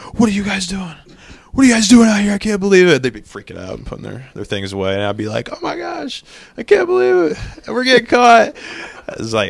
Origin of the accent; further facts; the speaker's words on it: Tulsa, Oklahoma, United States; I'm from Tulsa, born and raised